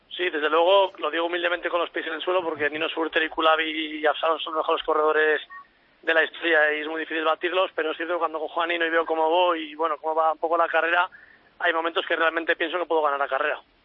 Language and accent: Spanish; La Rioja, Spain; en mi tierra, en La Rioja